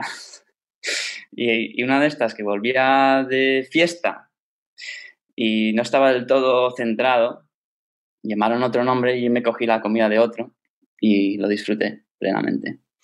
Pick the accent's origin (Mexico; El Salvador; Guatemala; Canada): Canada; Toronto, Ontario; moved away; Yo crecí en, Canadá, en Toronto